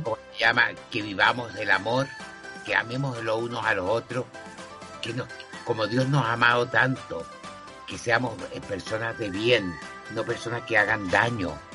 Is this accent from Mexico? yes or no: no; Chile; así somos los chilenos